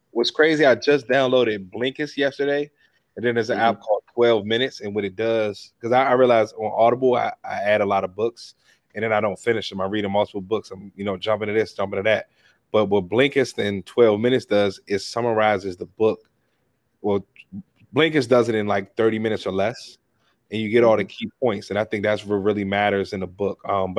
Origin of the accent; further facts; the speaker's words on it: Washington, District of Columbia, United States; I grew up in Washington D.C. I have two younger brothers.